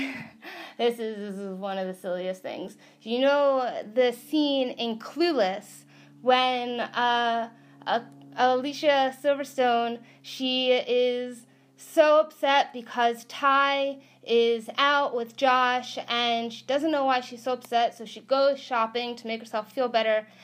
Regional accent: New York, United States; moved away as an adult; now in California, United States; I was a New Yorker. I I am a New Yorker

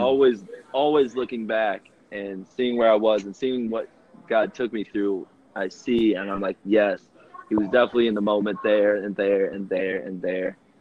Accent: Rockford, Illinois, United States; I am from Rockford, Illinois. Born and raised

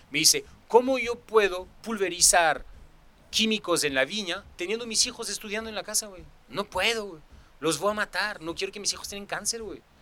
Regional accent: Mexico; yo soy mexicano, sin quiero que sea, o sea, pero pero de México país.

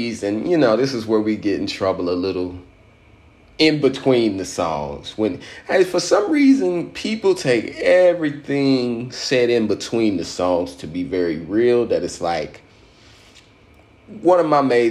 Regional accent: United States; being an American black person

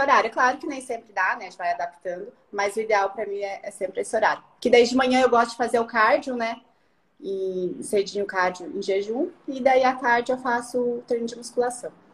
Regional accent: Curitiba, Paraná, Brazil; eu sou de Curitiba

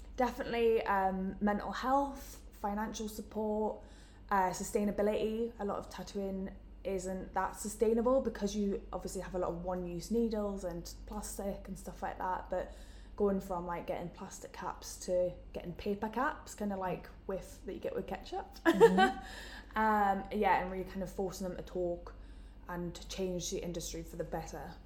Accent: Newcastle upon Tyne, North East England, United Kingdom; moved away; as you can tell from my accent, I'm from Newcastle

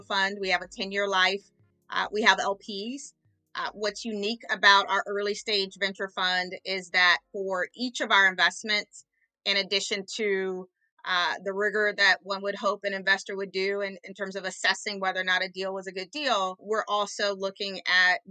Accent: Orange County, California, United States; I grew up low income in Orange County, California

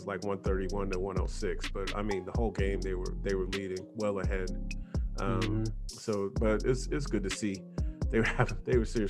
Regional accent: New Jersey, United States; now in Orlando, United States; I'm from Jersey

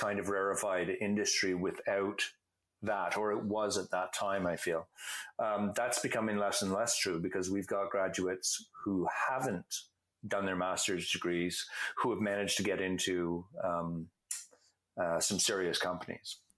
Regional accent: Canada; I'm a Canadian

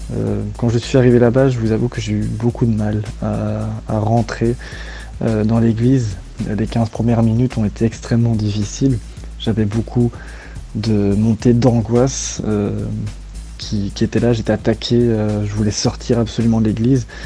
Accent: Belgium; also born or lived in Chapelle-lez-Herlaimont; je viens de Belgique et j'habite euh, actuellement à chapelle

